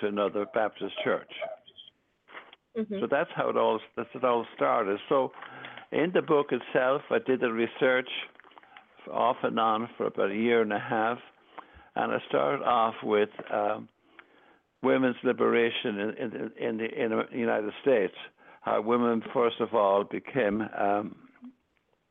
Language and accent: English; Ireland; moved away; I was raised in Ireland, the seventh of nine children